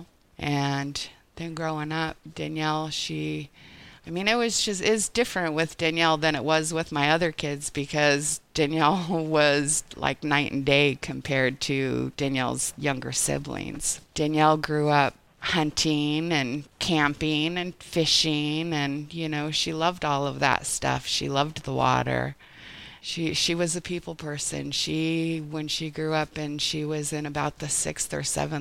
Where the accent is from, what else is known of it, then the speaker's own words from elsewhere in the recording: Oregon border, Northern California, United States; moved away as an adult; also born or lived in Bangor / Los Angeles, California; I was born in Bangor in 1971, moved to LA when I was two, lived out in Southern California for about 7-8 years, and then we moved to Northern California, Oregon border. And I grew up there